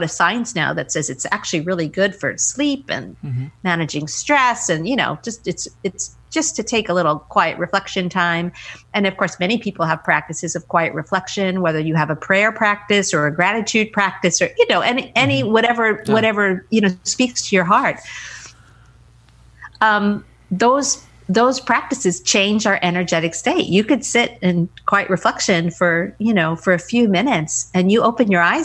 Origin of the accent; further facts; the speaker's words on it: United States; I'm an American